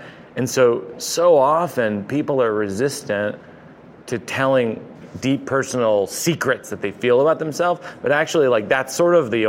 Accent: Massachusetts, United States; moved away; I grew up in Massachusetts in a very, I would say, a very repressed culture.

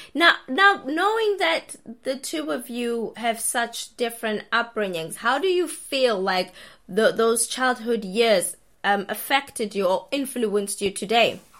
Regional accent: South Africa; I'm South African

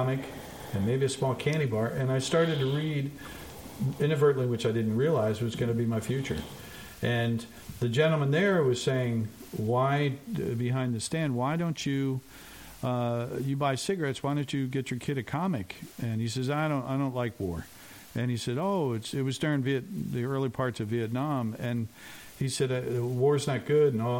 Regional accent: Montclair, New Jersey, United States; I grew up in Montclair, New Jersey. I was born there

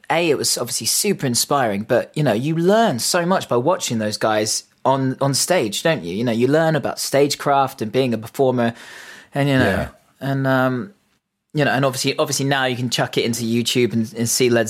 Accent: Reading, South East England, United Kingdom; I mean, I always feel super lucky growing up in Reading. It sounds kind of similar to, you know, Edmonton in a way, in that it was quite industrial

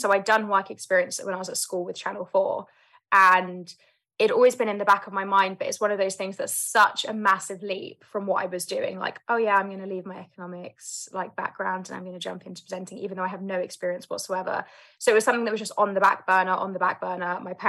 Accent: London, United Kingdom; So I grew up in London, South London, born and raised, and I have three older brothers.

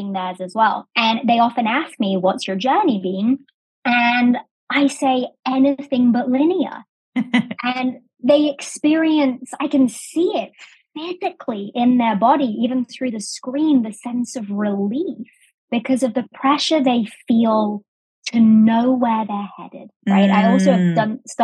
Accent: England, United Kingdom; accent: English; moved away as an adult; also born or lived in Sheffield; now in United States; So I was born in America. I was raised in England, went to university there, and then moved to the States when I was about 22

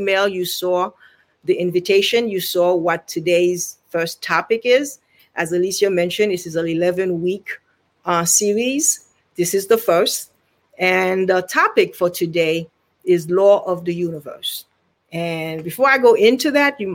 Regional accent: Haiti; now in Virginia, United States; I am originally from Haiti, Haitian Taino

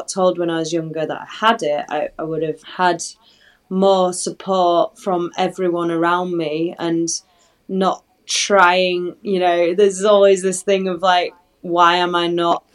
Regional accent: Halifax, Yorkshire and the Humber, United Kingdom; moved away; also born or lived in Manchester; I go back to, unfortunately, Halifax and like Manchester

